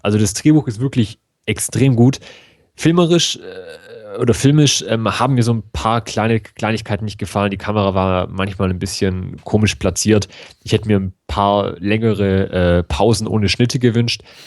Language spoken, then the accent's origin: German; Germany; bei uns in Deutschland